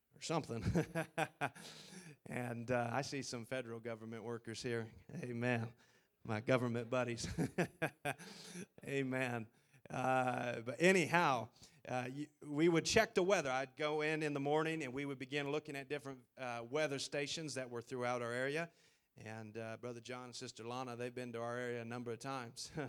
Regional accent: Idaho, United States; moved away as an adult; now in Taiwan; I'm from Idaho, and, uh, we like our space.

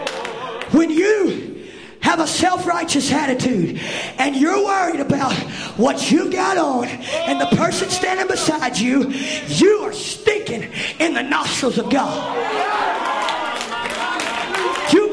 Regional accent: Mississippi, United States; I'm from Mississippi

